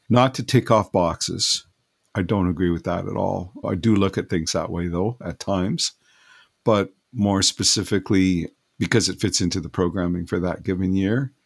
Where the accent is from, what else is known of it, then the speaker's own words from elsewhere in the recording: West Coast, British Columbia, Canada; I'm from the West Coast here